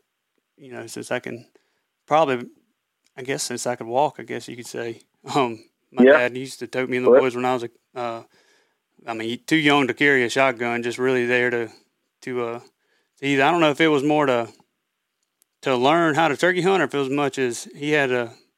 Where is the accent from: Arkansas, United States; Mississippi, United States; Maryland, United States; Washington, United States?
Mississippi, United States; Raymond; also born or lived in New Orleans, Louisiana; I just moved back from New Orleans, Louisiana, up back to my hometown of Raymond, Mississippi